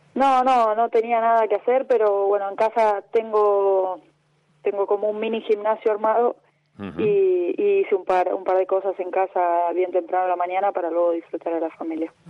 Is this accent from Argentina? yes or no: yes; Lanús, Buenos Aires Province, Argentina; moved away as an adult; now in Tenerife, Spain; en Remedio de Escalada que es más cerca de, Banfield, pero, pero pertenece a Lanús. Y, y nada, viví toda mi vida ahí